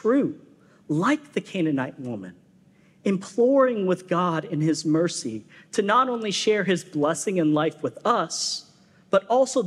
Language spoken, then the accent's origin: English; West Coast, United States; moved away as an adult; also born or lived in Florida; now in Southern United States; I'm a West Coaster.